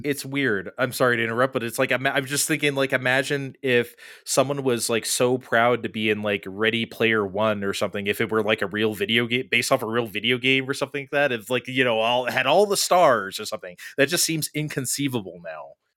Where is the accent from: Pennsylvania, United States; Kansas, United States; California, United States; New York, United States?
California, United States; San Diego; we grew up in San Diego.